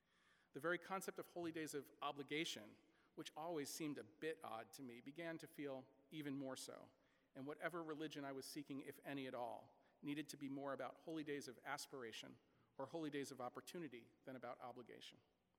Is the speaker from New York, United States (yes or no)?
yes; small town New York, United States; Growing up in small town New York in the 1970s and 1980s, church was something almost everyone I knew did. My extended family consisted mainly of third or fourth generation Italian and Irish immigrants with strong Roman Catholic traditions all around.